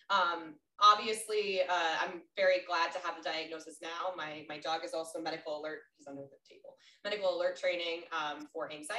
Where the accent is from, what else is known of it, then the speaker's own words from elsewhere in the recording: Colorado, United States; moved away as an adult; also born or lived in Minnesota; now in San Diego, United States; I'm from Colorado till I die.